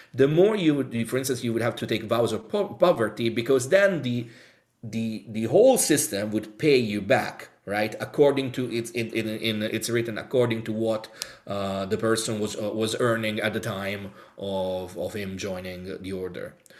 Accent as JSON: {"language": "English", "town": "Rome", "region": "Lazio", "country": "Italy", "moved": "yes", "lives_now": "United Kingdom", "said": "I'm from Rome, Italy"}